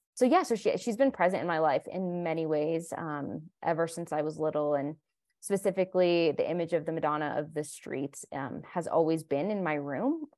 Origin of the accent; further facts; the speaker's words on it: Colombia; moved away; I was born in Colombia, South America, my whole family is Colombian